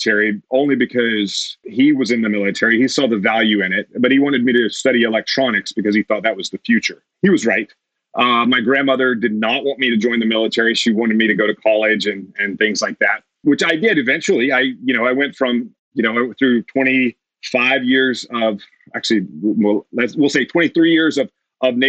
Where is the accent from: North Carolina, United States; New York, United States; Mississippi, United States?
Mississippi, United States; Meridian; I grew up in Meridian, Mississippi